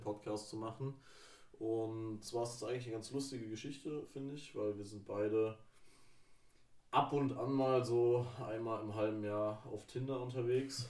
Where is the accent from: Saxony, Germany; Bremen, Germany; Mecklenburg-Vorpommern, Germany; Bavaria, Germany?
Mecklenburg-Vorpommern, Germany; near Rostock; moved away; Ich komme aus der Nähe von Rostock